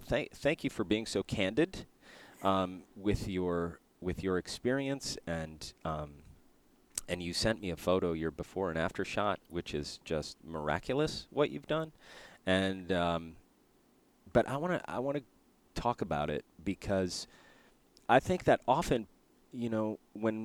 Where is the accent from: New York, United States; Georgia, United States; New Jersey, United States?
New York, United States; near Buffalo; I grew up near Buffalo